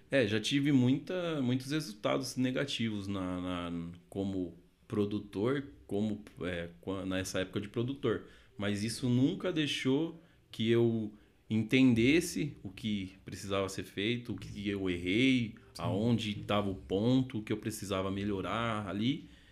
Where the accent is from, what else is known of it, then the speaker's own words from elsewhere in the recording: Sorocaba, São Paulo, Brazil; also born or lived in Santo André; sou nascido em Sorocaba, é, cidade de São Paulo